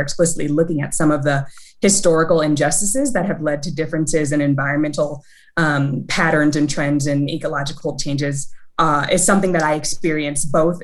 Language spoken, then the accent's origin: English; Los Angeles, California, United States; the experiences that I've had growing up in South Central Los Angeles